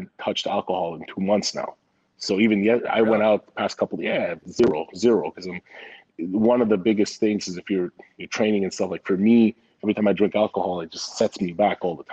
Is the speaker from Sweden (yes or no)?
no; Montreal, Quebec, Canada; moved away; also born or lived in Vancouver; So I grew up in Montreal. Then I lived in Vancouver.